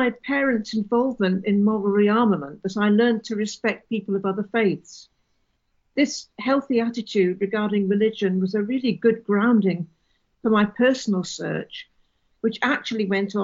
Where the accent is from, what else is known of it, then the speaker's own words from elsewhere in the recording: Keswick, North West England, United Kingdom; moved away; also born or lived in Edinburgh; I was born and brought up in Keswick in the English Lake District